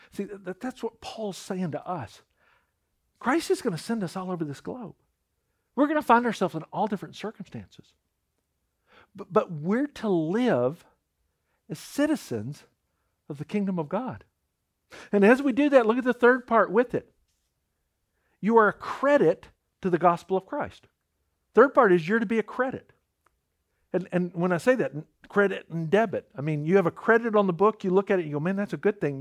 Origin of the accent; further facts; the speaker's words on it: United States; I'm an American citizen